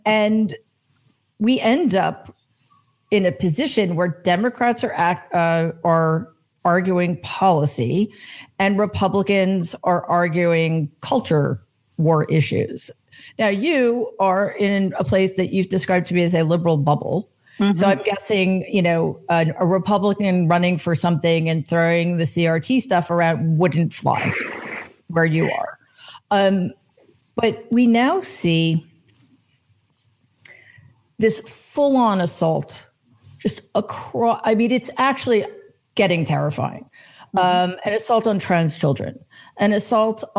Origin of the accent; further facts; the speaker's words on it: New York City, New York, United States; I'm from New York. Which New York City